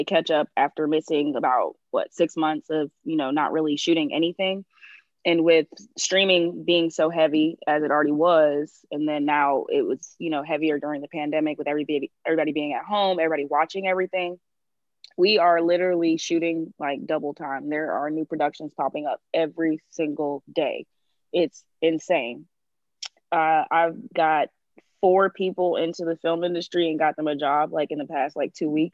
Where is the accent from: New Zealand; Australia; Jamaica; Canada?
Jamaica; I am Jamaican